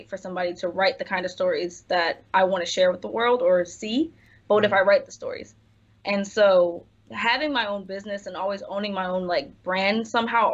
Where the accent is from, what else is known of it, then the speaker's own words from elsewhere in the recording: Philadelphia, Pennsylvania, United States; moved away as an adult; now in Los Angeles, United States; West Philly, born and raised